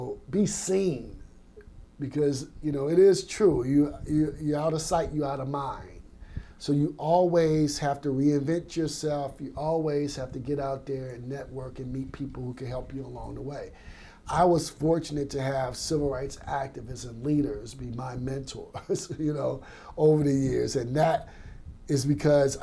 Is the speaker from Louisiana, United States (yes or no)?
yes; Baker, Louisiana, United States; also born or lived in Augusta, Georgia; I grew up in Baker, Louisiana